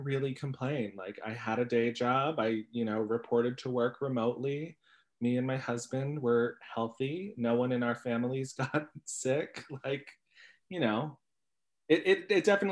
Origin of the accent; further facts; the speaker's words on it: New York City, New York, United States; I grew up in College Point, Queens with a garbage man dad and a mom who worked at a vending machine company